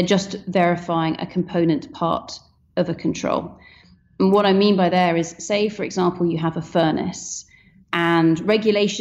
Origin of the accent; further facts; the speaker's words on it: Scotland, United Kingdom; I'm Scottish